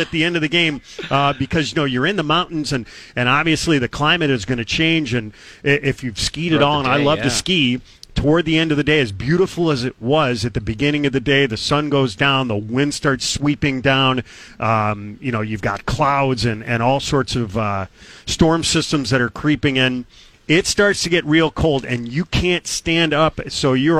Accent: Chicago, Illinois, United States; now in Boston, United States; I grew up in Chicago

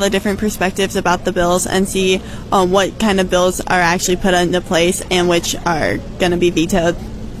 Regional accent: Humphrey, United States; I'm from Humphrey and the Humphrey FFA chapter.

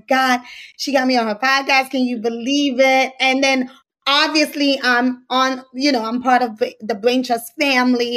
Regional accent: New York, United States; I'm from New York

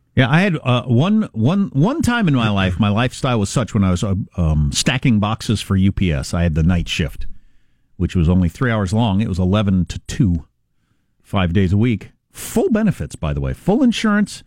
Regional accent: Kansas, United States; That's my home state.

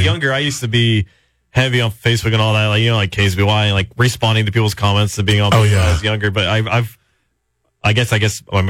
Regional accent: Central Coast, California, United States; not only was I born in America, but I was born on the Central Coast.

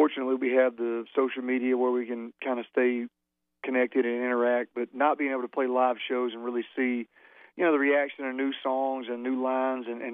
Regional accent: Alabama, United States; growing up in Alabama and the Southeastern Conference

